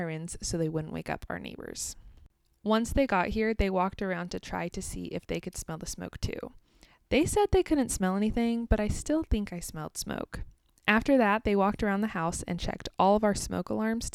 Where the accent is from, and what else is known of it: United States; also born or lived in Kansas